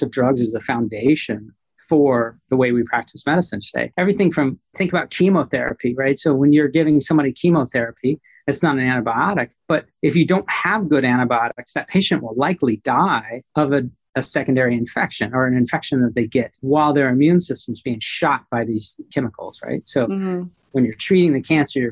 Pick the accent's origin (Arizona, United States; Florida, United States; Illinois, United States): Arizona, United States; Phoenix; also born or lived in central Texas; I was born in Phoenix, Arizona, out west, but my family had a cattle ranch in central Texas. And so we would leave the dry heat of Arizona for the moist, humid heat of Texas every summer.